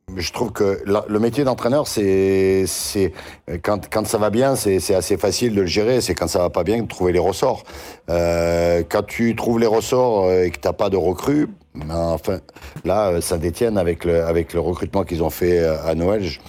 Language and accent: French; Saint-Étienne, Auvergne-Rhône-Alpes, France; moi, je suis Stéphanois